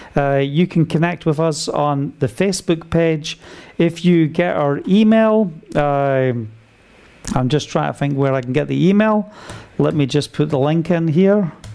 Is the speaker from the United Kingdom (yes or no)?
yes; United Kingdom; being British